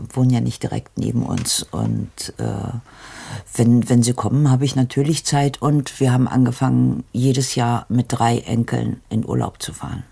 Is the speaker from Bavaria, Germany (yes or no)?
no; Darmstadt, Hesse, Germany; born or raised there